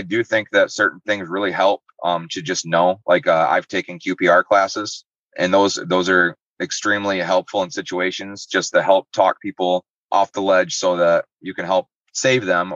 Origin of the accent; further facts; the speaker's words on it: Muskegon, Michigan, United States; I'm from Muskegon